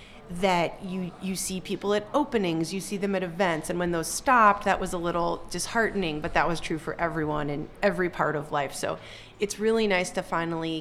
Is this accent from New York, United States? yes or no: no; Chicago, Illinois, United States; moved away as an adult; I'm from Chicago. I've been back here since college, since 2010